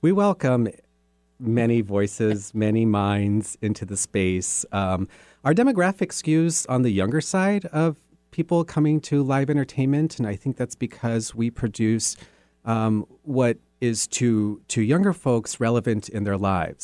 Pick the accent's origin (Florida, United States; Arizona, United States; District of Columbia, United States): Arizona, United States; Sierra Vista; moved away; also born or lived in New Mexico; I did my public schooling from elementary to high school in this town called Sierra Vista, Arizona